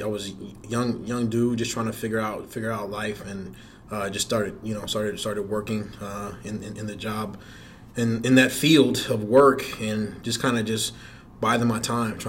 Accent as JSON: {"language": "English", "town": "Atlanta", "region": "Georgia", "country": "United States", "tie": "born or raised there", "also_born_or_lived": "Passaic, New Jersey", "said": "No, I actually went to high school in Atlanta, Georgia."}